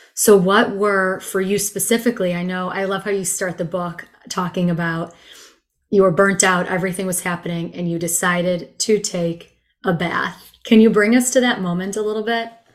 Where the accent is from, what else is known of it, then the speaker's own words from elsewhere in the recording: Chicago, Illinois, United States; also born or lived in Israel; now in Austin, United States; growing up in Chicago, I took Spanish my whole life in school